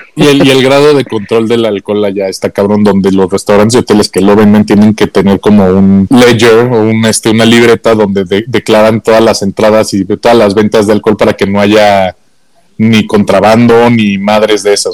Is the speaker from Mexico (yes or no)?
yes; Mexico; como mexicanos